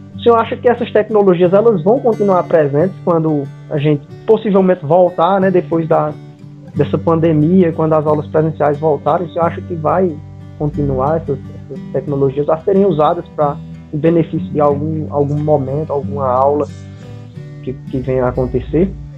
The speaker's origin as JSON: {"language": "Portuguese", "town": "Caririaçu", "region": "Ceará", "country": "Brazil", "said": "eu também sou de Caririaçu"}